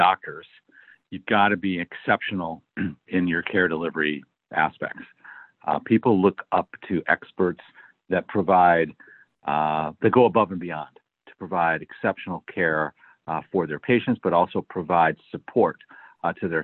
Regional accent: Detroit, Michigan, United States; moved away as an adult; also born or lived in Manhattan, New York / Sacramento, California; I grew up in the Midwest. I was born in Detroit, Michigan

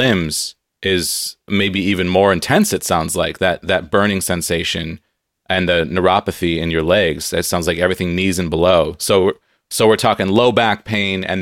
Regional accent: Southern California, United States; now in Seattle, United States; I grew up in Southern California

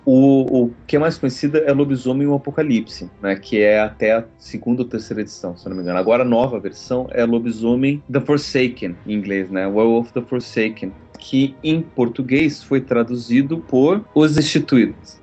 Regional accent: Brazil; eu sou brasileiro

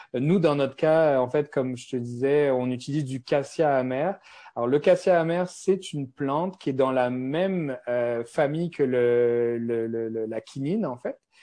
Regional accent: France; accent: French (France); moved away as an adult; now in Montreal, Canada; j'ai un accent français. Donc, moi, je suis, euh, je suis à Montréal depuis plus de treize ans.

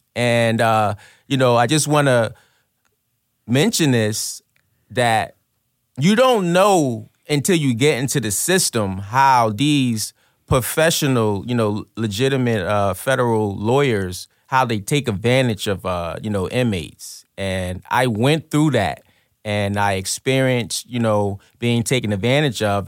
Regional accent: Trenton, New Jersey, United States; I'm from Trenton, New Jersey. I grew up, um, in a drug-infested, violent neighborhood

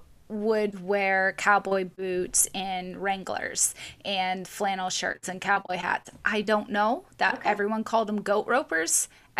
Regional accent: the South, United States; Oh, I know. I grew up in the South. I know what that means.

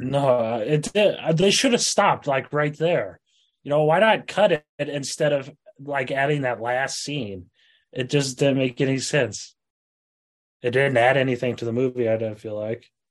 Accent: Iowa, United States; I'm from Iowa

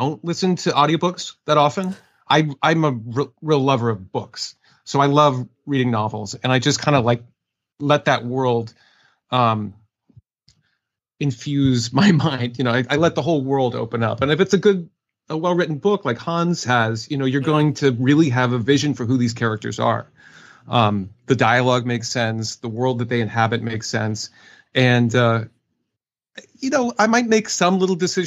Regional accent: Oregon, United States; moved away as an adult; now in New York City, United States; I was from Oregon

